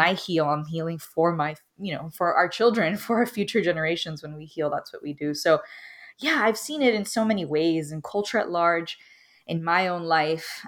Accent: Miami, Florida, United States; I'm Cuban American, originally from Miami

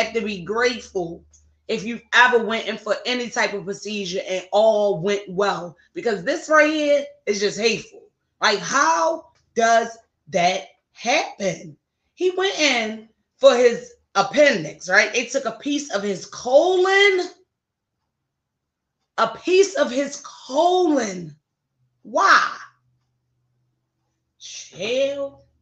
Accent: Baltimore, Maryland, United States; my hometown of Baltimore, Maryland.

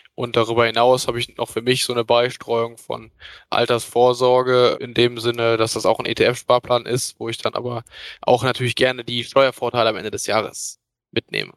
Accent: near Cologne, North Rhine-Westphalia, Germany; Ich komme aus der Nähe von Köln

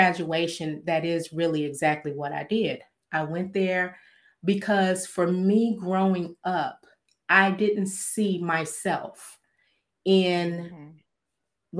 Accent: Gary, Indiana, United States; moved away; also born or lived in Fayetteville, North Carolina / Louisiana; I was born in Fayetteville, North Carolina, but I was raised in Gary

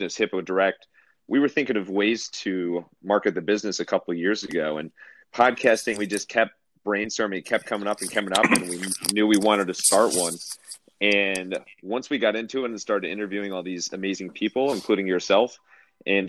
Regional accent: Cleveland, Ohio, United States; I'm from Cleveland, big Cavs fan

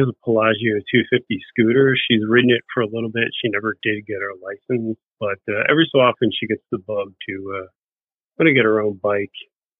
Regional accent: Bensalem, Pennsylvania, United States; now in Edgewater Park, United States; I grew up in Bensonville, Pennsylvania. It's a direct suburb of Philadelphia

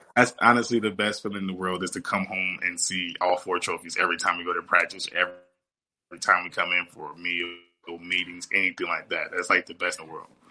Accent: Wisconsin, United States; moved away; I'm from Wisconsin a little bit, kind

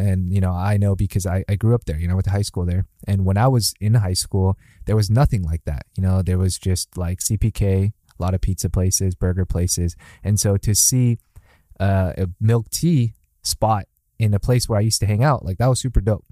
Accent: Mission Viejo, California, United States; moved away; I was from Mission Viejo, so when I was visiting my parents

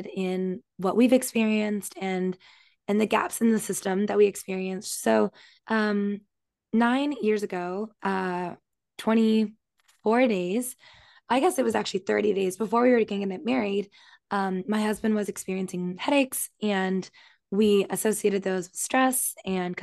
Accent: Canada; moved away as an adult; also born or lived in Virginia; now in New York City, United States; I was born and raised in Canada, very small town, grew up on a farm

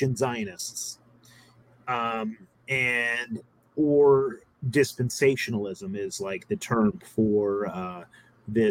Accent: California, United States; I grew up in California

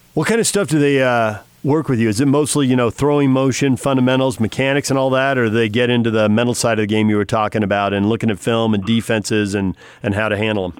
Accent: California, United States; I grew up in California

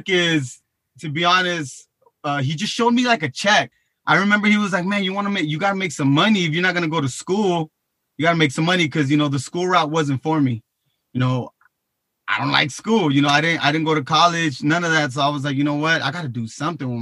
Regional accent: Long Beach, California, United States; I'm from Long Beach, California

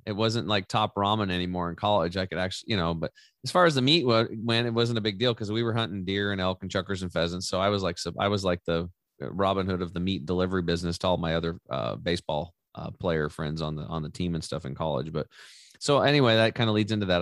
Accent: Eastern Oregon, United States; I grew up over in Eastern Or-, Oregon on a cattle and hay farm

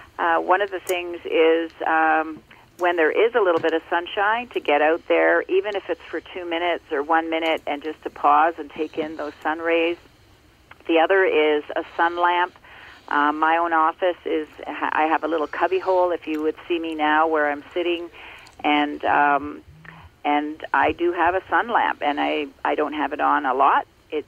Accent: Ontario, Canada; born or raised there

